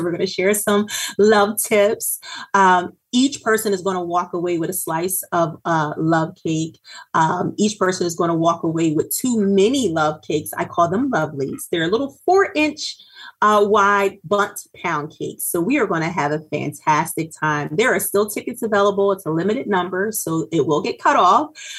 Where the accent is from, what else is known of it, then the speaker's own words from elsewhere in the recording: Norristown, Pennsylvania, United States; I'm from Norristown, Pennsylvania, born and raised, educated in the Norristown Area School District.